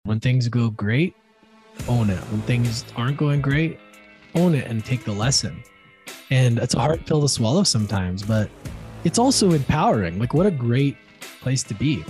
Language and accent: English; Edmonton, Alberta, Canada; I ended up back in my hometown Edmonton